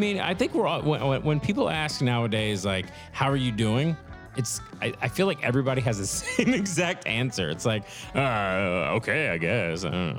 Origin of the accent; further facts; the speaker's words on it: New York City, New York, United States; moved away as an adult; also born or lived in Florida / Texas / Kansas City / Philadelphia; now in Bayonne, United States; So I grew up in Brooklyn